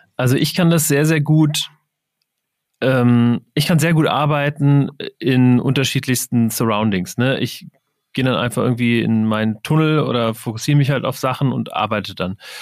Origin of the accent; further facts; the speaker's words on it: Wiesbaden, Hesse, Germany; ich komme aus Wiesbaden